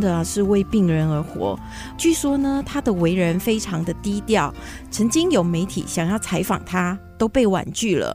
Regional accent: West Malaysia, Malaysia; now in Taiwan; 我在西马

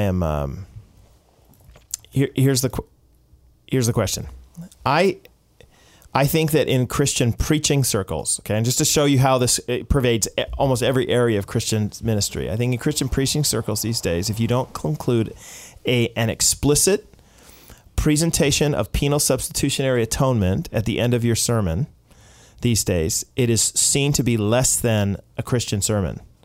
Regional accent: United States; now in Canada; as an American

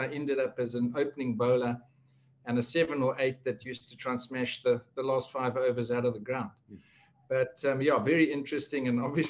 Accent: Zimbabwe; In the early days, I mean, for anybody who's ever had the opportunity to go there will know when I say it was literally an absolute privilege.

